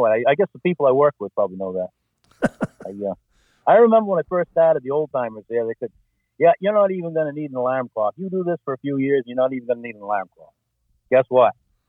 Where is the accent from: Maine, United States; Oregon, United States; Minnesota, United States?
Maine, United States; Corinth; I grew up in Corinth, Maine